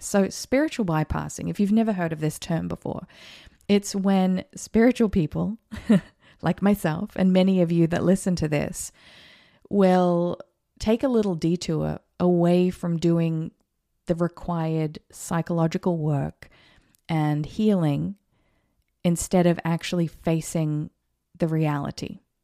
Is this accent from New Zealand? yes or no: yes; New Zealand; also born or lived in Australia; now in United States; I was born in New Zealand, so I'm a New Zealander.